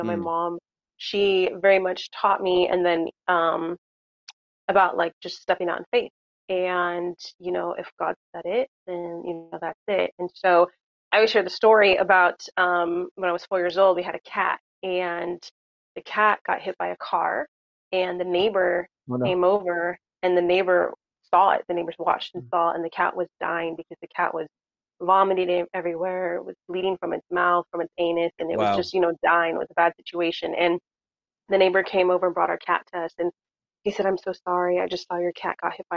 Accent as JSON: {"language": "English", "region": "Southern California", "country": "United States", "tie": "born or raised there", "said": "I was born and raised in Southern California"}